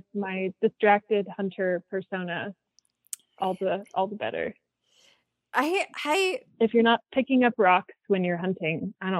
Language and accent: English; Salmon, Idaho, United States; born or raised there